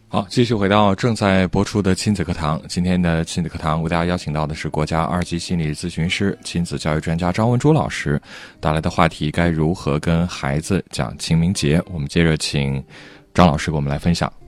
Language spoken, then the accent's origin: Chinese; Henan, China; 我们可能作为河南人